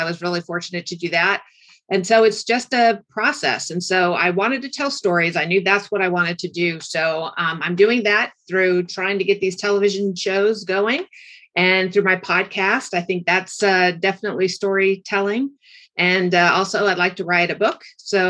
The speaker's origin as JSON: {"language": "English", "region": "California", "country": "United States", "said": "Orange County, California."}